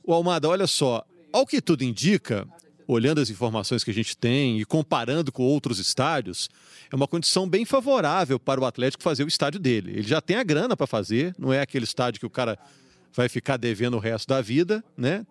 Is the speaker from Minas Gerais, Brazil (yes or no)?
yes; Juiz de Fora, Minas Gerais, Brazil; now in Belo Horizonte, Brazil; eu sou de Juiz de Fora.